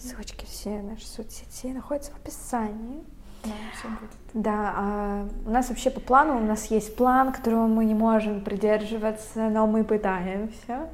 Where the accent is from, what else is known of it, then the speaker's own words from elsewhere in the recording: Veliky Novgorod, Novgorod Oblast, Russia; moved away as an adult; now in Saint Petersburg, Russia; Мы переехали в Санкт-Петербург я из Великого Новгорода, это совсем недалеко от Питера